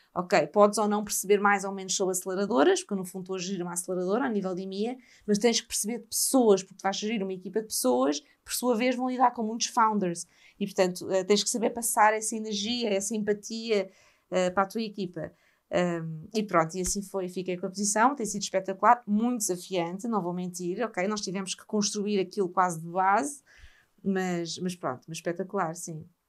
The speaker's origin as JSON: {"language": "Portuguese", "country": "Portugal", "said": "pelo meu país"}